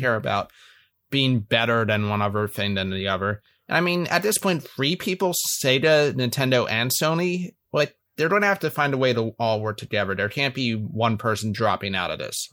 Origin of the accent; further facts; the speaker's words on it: Philadelphia, Pennsylvania, United States; moved away; I stay in my hometown of Philly every year for Christmas